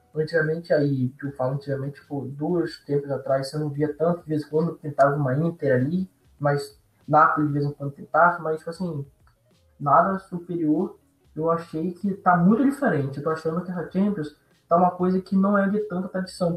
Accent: Brazil; Eu, como brasileiro

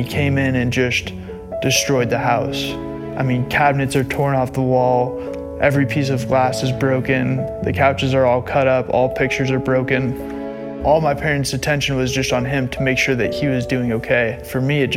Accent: Broomfield, Colorado, United States; 25 years old, born and raised in Broomfield, Colorado

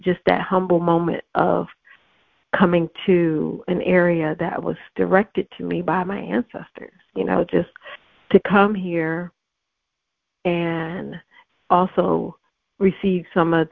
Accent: Virginia, United States; moved away; also born or lived in Cleveland, Ohio / Atlanta, Georgia; I grew up in Virginia on the coast

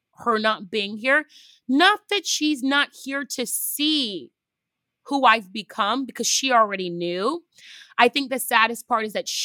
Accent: United States; I am first generation American, descendant of two Nigerians

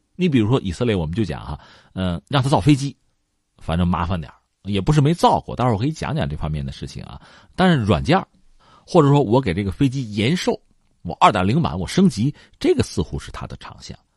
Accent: China; 我们中国人

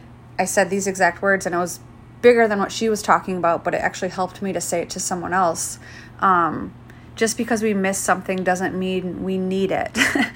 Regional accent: Michigan, United States; now in Palm Springs, United States; but I came here from Michigan, and for me, it was like California was always like the end goal, you know, being a Midwest girl

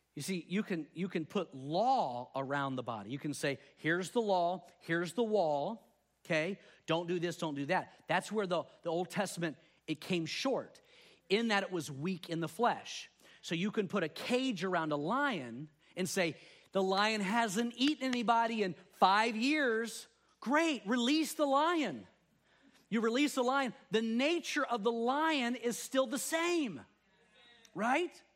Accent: Texas, United States; now in California, United States; growing up in Texas

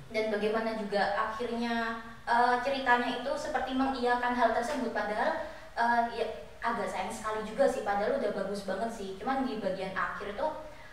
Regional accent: Jember, East Java, Indonesia; aku dari Jember

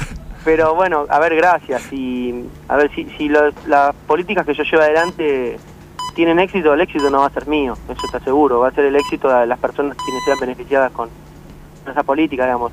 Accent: San Fernando, Buenos Aires Province, Argentina; yo soy de San Fernando, nací en San Fernando y, pienso vivir en San Fernando

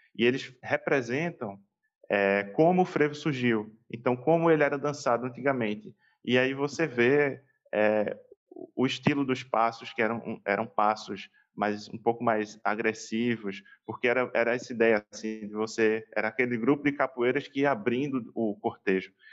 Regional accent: Pernambuco, Brazil; como bom pernambucano

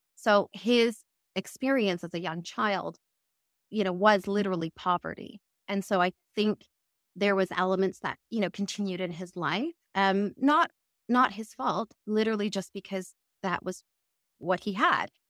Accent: Canada; moved away as an adult; also born or lived in London, United Kingdom / Cambridge, United Kingdom; now in United Kingdom; I'm originally from Canada, but I actually live in the U K

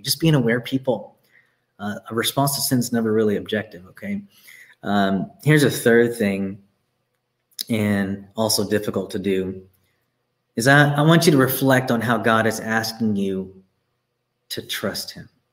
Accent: Texas, United States; I'm from Texas. There are streets, my parents live on a street uh, called Plantation Lane, okay? This is all around me growing up.

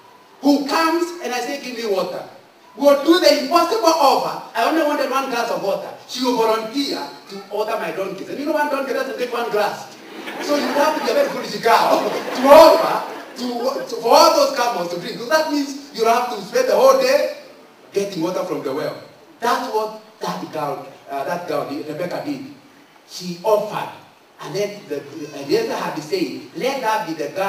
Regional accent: Central Province, Kenya; I'm from Central

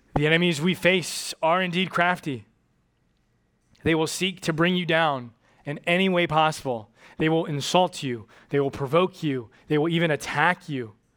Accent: United States; also born or lived in Japan; I'm an American

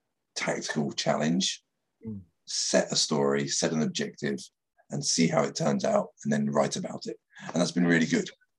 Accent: Dover, South East England, United Kingdom; now in Japan; I'm from Dover

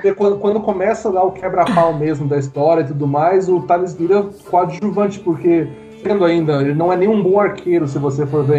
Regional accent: São José dos Pinhais, Paraná, Brazil; nasci em São José dos Pinhais, mas é do ladinho de Curitiba, então sou quase curitibano.

